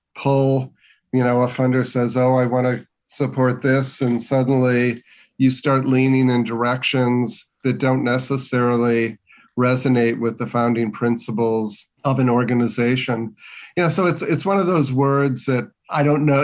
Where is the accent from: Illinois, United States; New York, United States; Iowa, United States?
Illinois, United States; Westchester; growing up in the western suburbs of Chicago